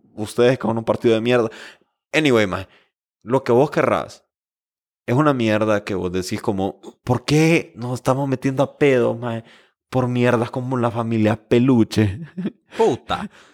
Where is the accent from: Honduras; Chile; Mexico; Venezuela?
Honduras; nosotros como hondureños